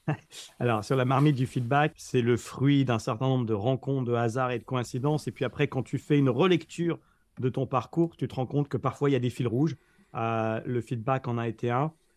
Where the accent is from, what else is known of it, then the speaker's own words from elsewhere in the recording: France; en tant que Français, tu vois, qui, débarquait à New York